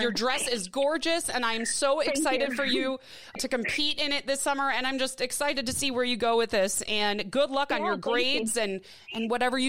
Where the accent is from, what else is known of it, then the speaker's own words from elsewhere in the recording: Midwest, United States; now in Tucson, United States; But I'm loving it here in Tucson, Arizona. It is sunny every day. It is warm. I'm from the Midwest, so I'm not used to the heat without humidity.